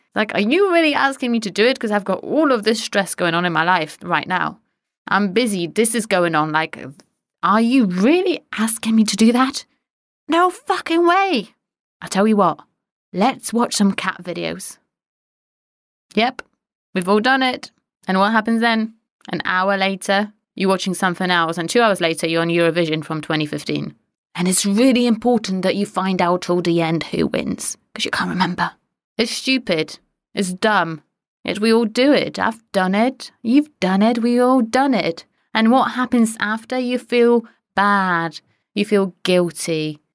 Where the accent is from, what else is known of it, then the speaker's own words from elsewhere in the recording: Poland; moved away; I'm Polish.